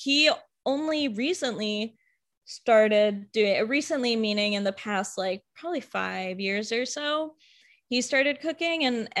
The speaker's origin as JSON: {"language": "English", "region": "Kentucky", "country": "United States", "tie": "born or raised there", "said": "Kentucky. So then the traditional Kentucky food of, biryani and fish curries. but I grew up eating so much like flavorful"}